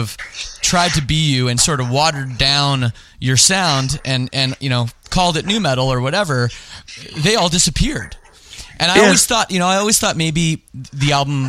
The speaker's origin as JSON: {"language": "English", "country": "Canada", "said": "I'm from Canada"}